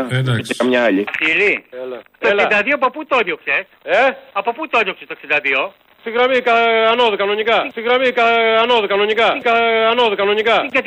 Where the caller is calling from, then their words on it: Patras, Western Greece, Greece; από Πάτρα.